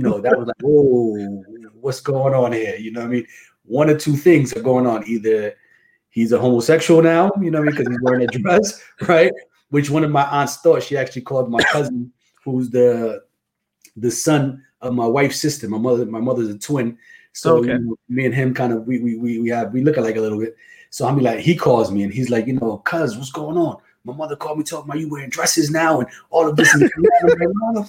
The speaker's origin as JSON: {"language": "English", "town": "Passaic", "region": "New Jersey", "country": "United States", "tie": "born or raised there", "also_born_or_lived": "Rockford, Illinois", "said": "I was born in Passaic, New Jersey."}